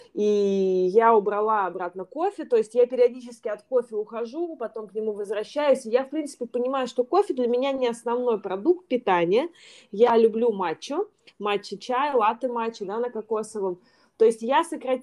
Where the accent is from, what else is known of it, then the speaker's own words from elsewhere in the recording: Yekaterinburg, Sverdlovsk Oblast, Russia; moved away as an adult; also born or lived in Saint Petersburg, Russia; now in Bali, Indonesia; сама я из Екатеринбурга, у меня была школа в Екатеринбурге, потом я переехала в Петербург